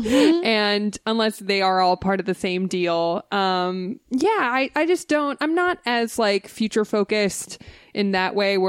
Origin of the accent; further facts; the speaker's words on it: Los Angeles, California, United States; I'm from Los Angeles with Disneyland and Knott's Berry Farm and Universal